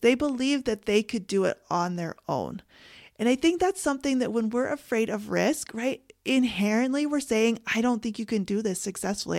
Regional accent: Canada; I'm Canadian

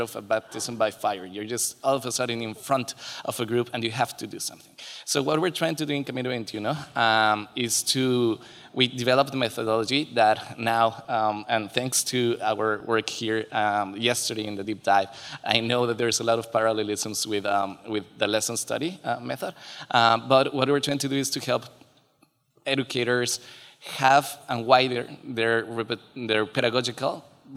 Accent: Mexico City, Mexico; I'm Mexican. I'm from Mexico City and from a neighborhood is called Coyoacán.

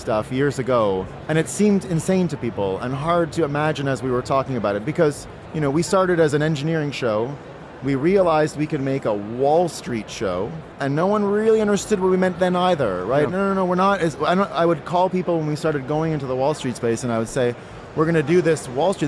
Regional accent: Canada; moved away as an adult; now in United States; I'm from Canada

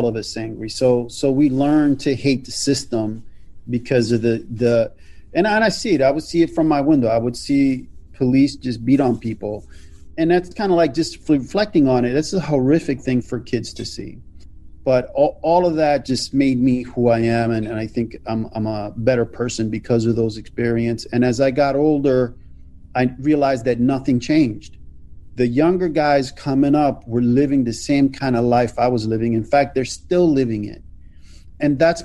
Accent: Philadelphia, Pennsylvania, United States; Born and raised in Philadelphia

